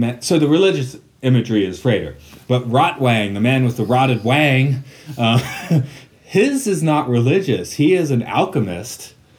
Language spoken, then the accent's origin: English; Atlanta, Georgia, United States; moved away; my hometown is Atlanta. I haven't been there for a while, but it's considered like a forest city. We have lots of trees, lots of sprawl.